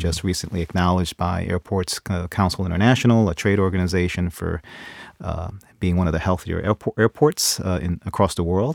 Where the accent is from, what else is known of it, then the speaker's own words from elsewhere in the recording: New York City, New York, United States; moved away as an adult; now in Ohio, United States; growing up in New York City, uh, in the Bronx